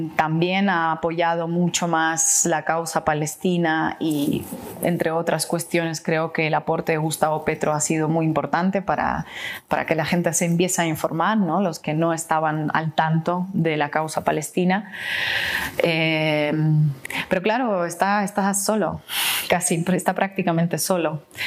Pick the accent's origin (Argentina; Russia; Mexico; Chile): Russia; yo soy rusa